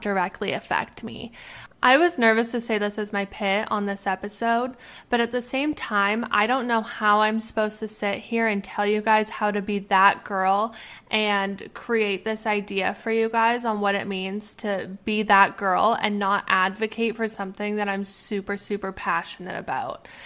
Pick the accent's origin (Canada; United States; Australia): Canada; moved away; I am Canadian. I am Canadian. We have universal health care. I can go home